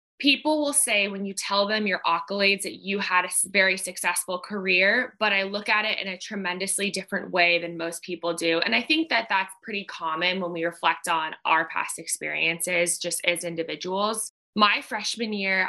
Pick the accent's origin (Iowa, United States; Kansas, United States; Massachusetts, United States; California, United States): California, United States; Orange County; moved away as an adult; also born or lived in Washington, D.C. / New York; I am born and raised in Orange County, California